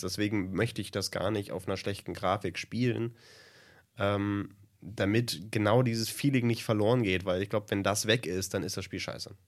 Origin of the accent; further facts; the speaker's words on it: Germany; Als Deutscher